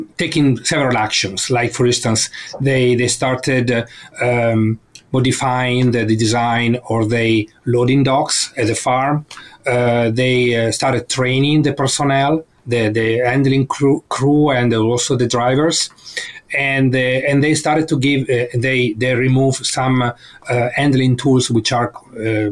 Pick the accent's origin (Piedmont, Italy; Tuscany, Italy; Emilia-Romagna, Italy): Emilia-Romagna, Italy; Bologna; moved away as an adult; also born or lived in Spain; now in Sherbrooke, Canada; I'm Italian born. I was born in Bologna, which is in the northern part of Italy, between Milan and Florence